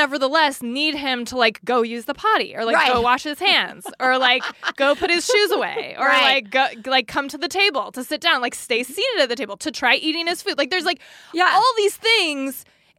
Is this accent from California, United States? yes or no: yes; California, United States; capitalize on the fact that we're from California, so to us it will feel 2 hours earlier.